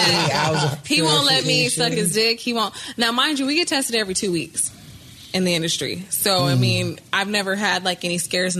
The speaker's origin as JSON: {"language": "English", "region": "California", "country": "United States", "said": "The Bay Area."}